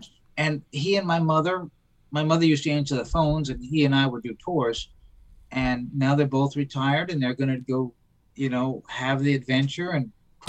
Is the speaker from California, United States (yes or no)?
no; Bangor, Maine, United States; born or raised there; moved away as an adult